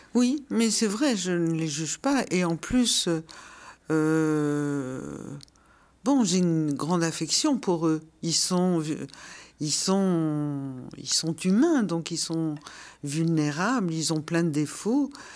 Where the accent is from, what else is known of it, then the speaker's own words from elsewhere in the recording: Brussels, Brussels-Capital Region, Belgium; moved away as an adult; Bruxelles, c'est ma ville natale. J'y suis née, je l'ai quittée quand j'avais 26 ans.